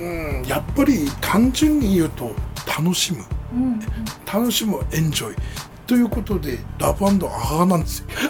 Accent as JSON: {"language": "Japanese", "town": "Sendai", "region": "Miyagi", "country": "Japan", "tie": "born or raised there", "also_born_or_lived": "Izumi, Sendai", "said": "大野原上杉出身なんですね"}